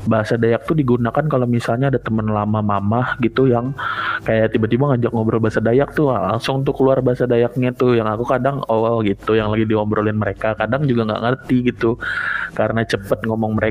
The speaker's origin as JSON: {"language": "Indonesian", "region": "Kalimantan", "country": "Indonesia", "first_language": "Banjar", "said": "aku kan di kontrakanku itu bener-bener kami itu dari Kalimantan gitu semua kak kami ada bertiga"}